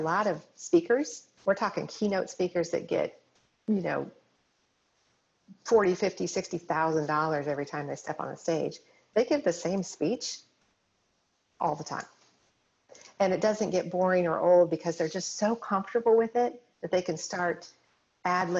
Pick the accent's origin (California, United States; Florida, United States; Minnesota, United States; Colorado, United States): Colorado, United States; I grew up in Colorado, going skiing, that kind of thing